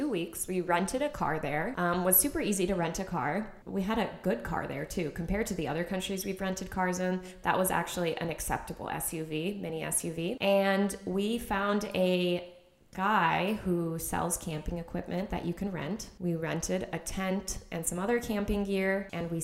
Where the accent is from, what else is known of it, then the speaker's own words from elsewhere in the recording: United States; as an American